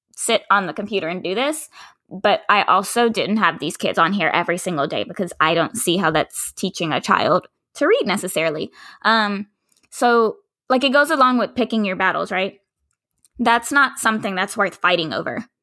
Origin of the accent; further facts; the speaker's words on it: Dallas, Texas, United States; I'm from Dallas, from Oak Cliff